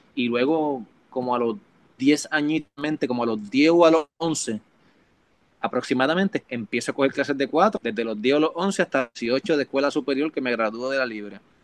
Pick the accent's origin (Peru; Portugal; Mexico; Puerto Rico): Puerto Rico; Hormigueros; also born or lived in Mayagüez, Puerto Rico; now in Miami, United States; Ahí todavía está la casa de mis viejos en Hormiguero, por eso es que también digo que soy de Hormiguero